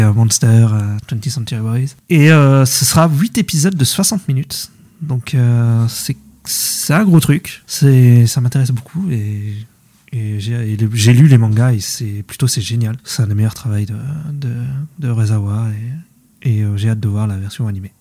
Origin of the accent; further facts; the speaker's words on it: France; on voit en tant que Français